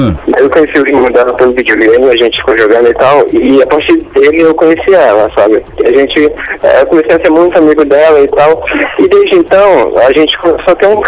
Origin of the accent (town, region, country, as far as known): Fortaleza, Ceará, Brazil